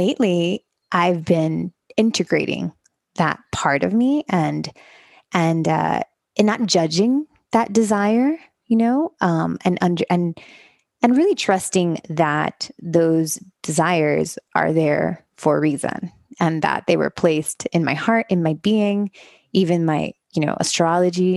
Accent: Miami, Florida, United States; moved away as an adult; also born or lived in Los Angeles; I grew up in Miami, Florida. I am the children of Cuban immigrants. So I was raised in a very Cuban traditional community

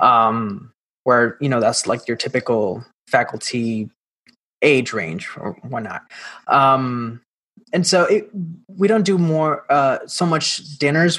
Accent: Mayagüez, Puerto Rico; I am originally from Puerto Rico, born and raised um, in the little town called Mayagüez in the west side of the island

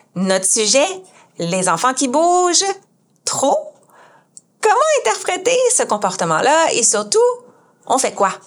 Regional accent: Quebec, Canada; je suis ergothérapeute québécoise, canadienne

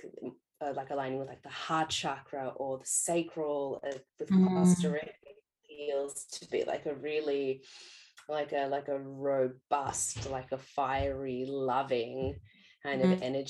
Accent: Australia

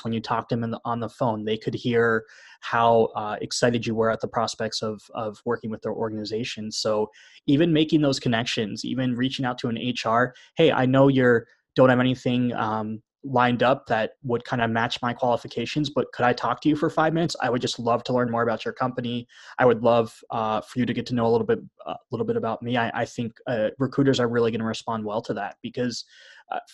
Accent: East Coast, United States; moved away as an adult; I'm from the East Coast originally, but as soon as I graduated from OT school, I moved across the country

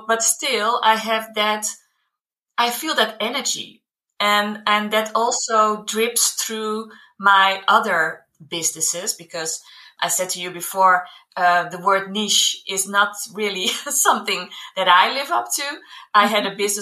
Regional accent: Netherlands; moved away as an adult; now in Ferragudo, Portugal; I come from the Netherlands

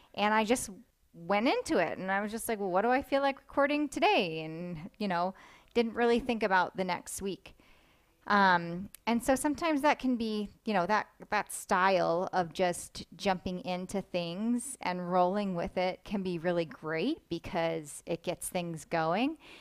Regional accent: Delaware, United States; I grew up in Delaware

